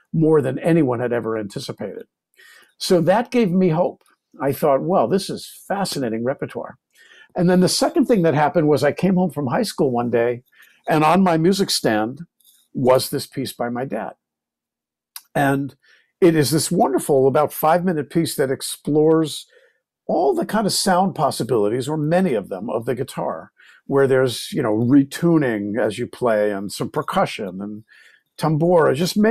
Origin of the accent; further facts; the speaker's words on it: New Rochelle, New York, United States; now in San Francisco, United States; my hometown of New Rochelle, New York